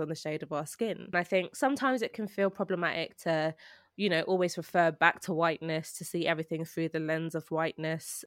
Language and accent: English; London, United Kingdom; I was born and raised in Britain